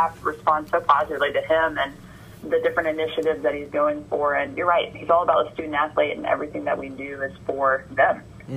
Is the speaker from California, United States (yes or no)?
no; Georgia, United States; moved away as an adult; now in College Station, United States; I'm from Georgia, born and raised in Georgia, went to UGA for my undergrad